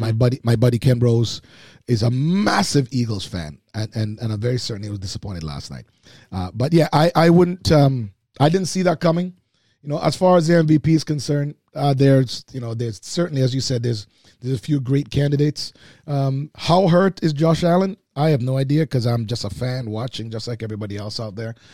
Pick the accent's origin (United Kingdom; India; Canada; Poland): Canada; Oakville, Ontario; I grew up in Oakville